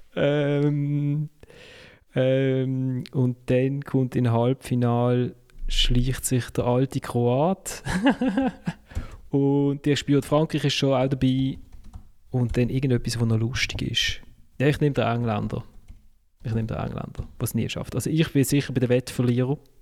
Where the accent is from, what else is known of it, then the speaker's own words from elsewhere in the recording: Basel, Basel-Stadt, Switzerland; als Basler